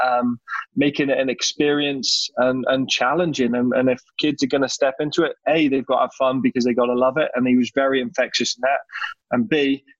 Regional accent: Plymouth, South West England, United Kingdom; first language English; now in Canada; Growing up in England

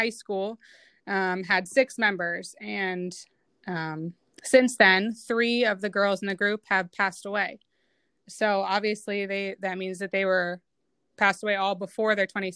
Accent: Mason, Ohio, United States; also born or lived in Cincinnati, Ohio; I grew up in Mason, Ohio.

